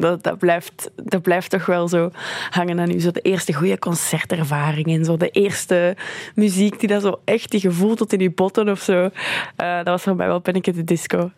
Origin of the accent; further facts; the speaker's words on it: Belgium; also born or lived in Canada; ik van België ben